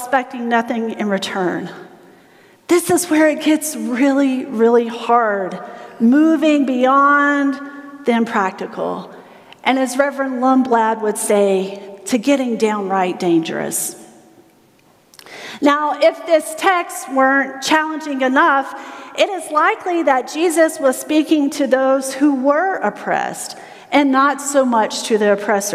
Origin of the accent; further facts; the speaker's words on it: South Carolina, United States; I'm from South Carolina